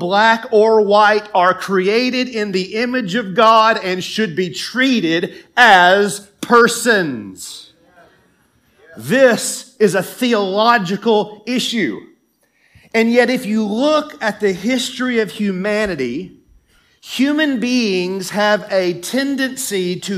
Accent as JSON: {"language": "English", "region": "Tennessee", "country": "United States", "tie": "born or raised there", "moved": "yes", "said": "my home state in Tennessee"}